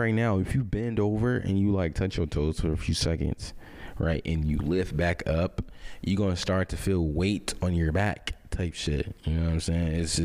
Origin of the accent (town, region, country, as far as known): St. Louis, Missouri, United States; born or raised there